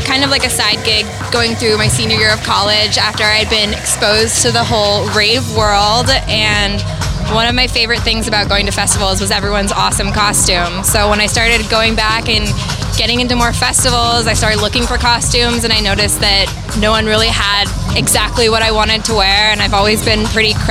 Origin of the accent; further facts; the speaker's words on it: San Francisco, California, United States; now in New Orleans, United States; And I'm from San Francisco.